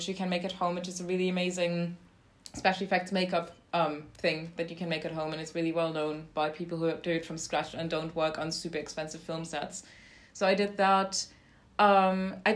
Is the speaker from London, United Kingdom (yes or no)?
yes; London, United Kingdom; also born or lived in Toronto; I'm from London.